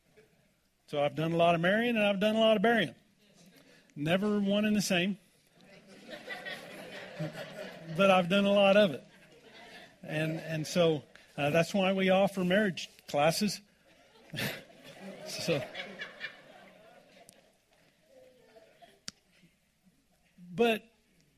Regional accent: Oklahoma, United States; now in Colorado, United States; I grew up in Oklahoma

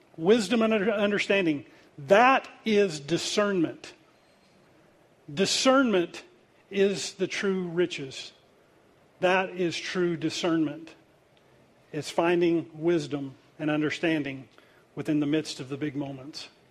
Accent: United States; I'm Native American

